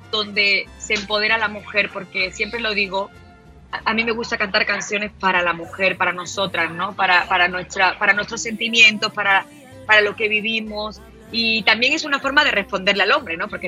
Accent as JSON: {"language": "Spanish", "town": "Málaga", "region": "Andalusia", "country": "Spain", "tie": "born or raised there", "said": "yo empecé a cantar regional mexicano desde aquí, en desde en, mi tierra, en Málaga"}